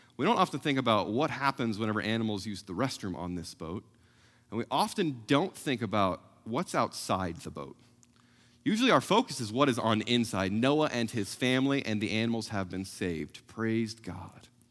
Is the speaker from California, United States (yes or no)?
no; South Central Missouri, United States; moved away; growing up in South Central Missouri